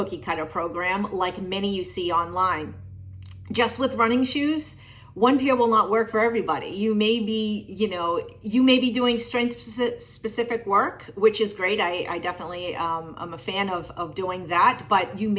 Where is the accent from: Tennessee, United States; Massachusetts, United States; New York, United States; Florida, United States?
Massachusetts, United States; Tewksbury; I am from Tewksbury, Massachusetts.